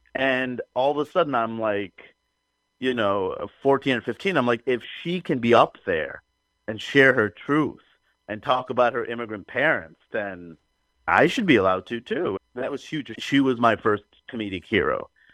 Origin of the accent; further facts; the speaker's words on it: New York City, New York, United States; growing up in Queens, New York, where the whole world is there.